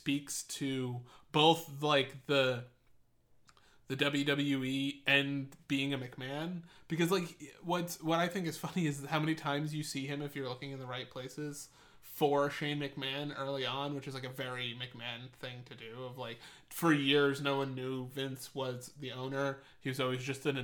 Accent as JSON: {"language": "English", "region": "England", "country": "United Kingdom", "said": "I'm English"}